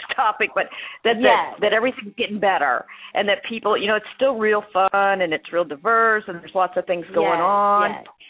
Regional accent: Chicago, Illinois, United States; I'm from Humboldt Park

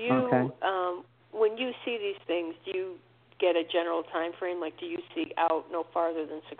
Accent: Connecticut, United States; I'm not from Canada. I'm from Connecticut.

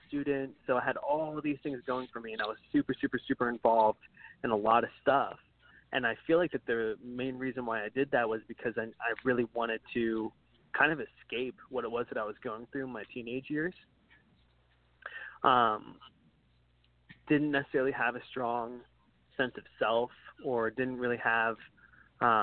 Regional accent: Martinsburg, West Virginia, United States; I was born in West Virginia, Martinsburg, West Virginia. It's a super small town in a state that not even many people know is a state

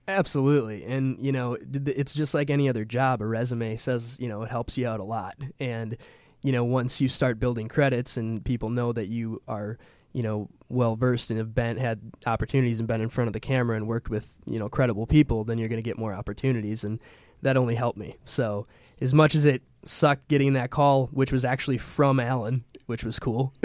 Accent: Milwaukee, Wisconsin, United States; I'm from Milwaukee, Wisconsin

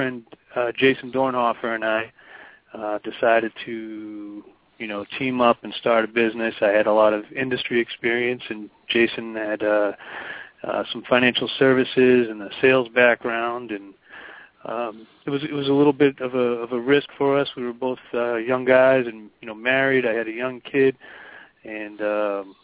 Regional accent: Boston, Massachusetts, United States; I'm born and raised in Boston

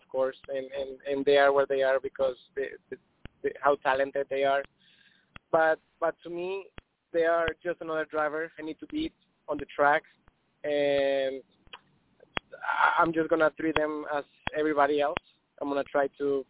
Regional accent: Colombia; I'm from Colombia

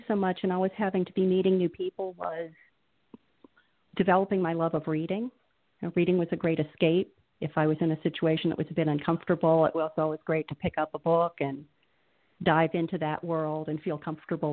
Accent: York, Pennsylvania, United States; also born or lived in Beloit, Wisconsin / Birmingham, Alabama / Carlisle, Pennsylvania / Philadelphia area; in fourth grade, we moved to York, Pennsylvania. And I've really spent the rest of my life in various parts of southeastern Pennsylvania

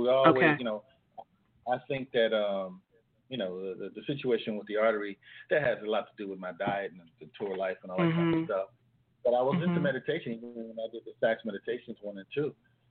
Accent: California, United States; now in Boston, United States; I come from California

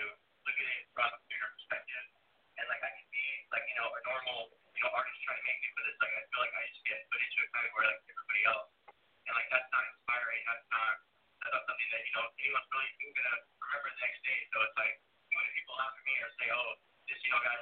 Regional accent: New Mexico, United States; moved away as an adult; also born or lived in Los Angeles, California; I am originally from New Mexico, but I moved to L.A. for about 5 years

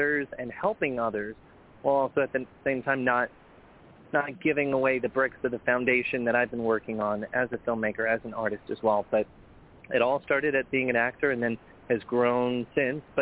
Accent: Colorado, United States; moved away as an adult; also born or lived in Hudson, Wisconsin / Las Vegas / Los Angeles; grew up in Colorado

